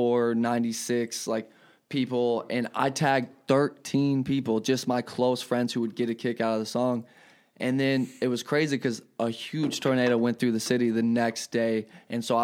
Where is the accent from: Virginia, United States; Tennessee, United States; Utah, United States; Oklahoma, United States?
Oklahoma, United States; Tulsa; now in Malta, United States; growing up in Tulsa all the time I was a hardcore skater growing up.